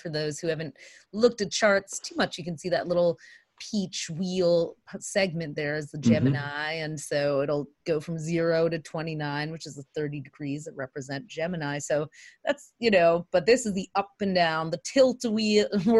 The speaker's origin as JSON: {"language": "English", "region": "Michigan", "country": "United States", "tie": "born or raised there", "moved": "yes", "said": "go back to Michigan where I grew up"}